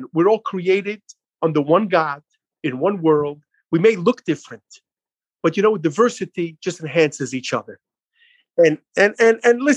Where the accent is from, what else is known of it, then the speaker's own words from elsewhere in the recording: New York City, New York, United States; moved away as an adult; I grew up in Brooklyn, New York. Even though I'm out here over 25 years, I grew up in a beautiful community known as Crown Heights